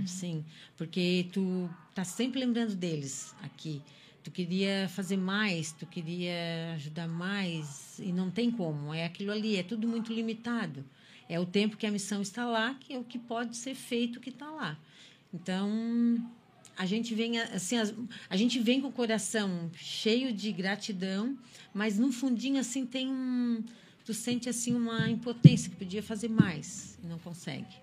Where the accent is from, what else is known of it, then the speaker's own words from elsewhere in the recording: Criciúma, Santa Catarina, Brazil; eu sou de Criciúma